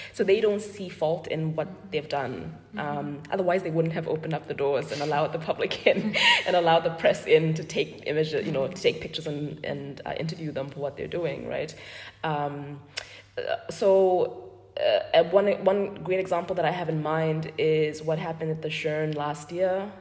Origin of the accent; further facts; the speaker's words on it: Botswana; I'm from Botswana